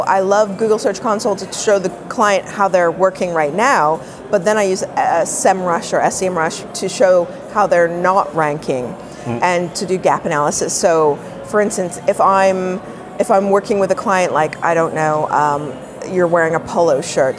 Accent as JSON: {"language": "English", "town": "Toronto", "region": "Ontario", "country": "Canada", "said": "I'm a Toronto girl"}